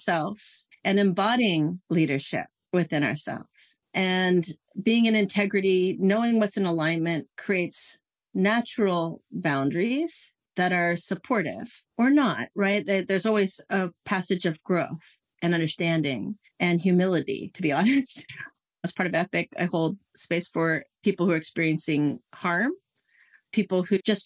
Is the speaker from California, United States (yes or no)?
yes; Silicon Valley, California, United States; now in Santa Cruz Mountains, United States; I grew up in the Silicon Valley that very much married me to tech in so many ways